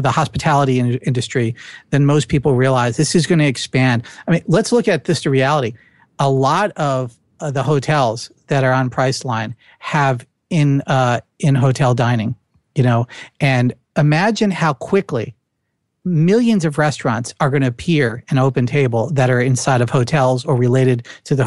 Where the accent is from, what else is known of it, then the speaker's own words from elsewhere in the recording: New Jersey, United States; accent: Jersey; my Jersey accent